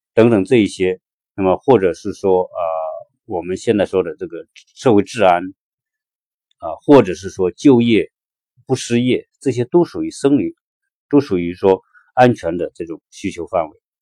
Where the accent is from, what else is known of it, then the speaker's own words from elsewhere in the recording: China; 我们中国人